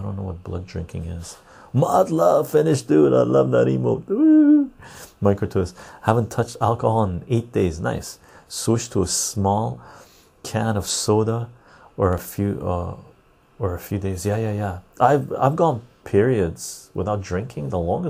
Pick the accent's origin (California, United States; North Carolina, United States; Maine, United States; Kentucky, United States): Kentucky, United States; Louisville; I'm from Louisville, Kentucky.